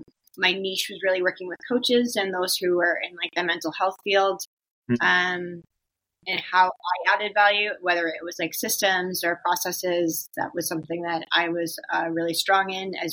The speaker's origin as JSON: {"language": "English", "region": "New Brunswick", "country": "Canada", "said": "I'm from New Brunswick, Canada"}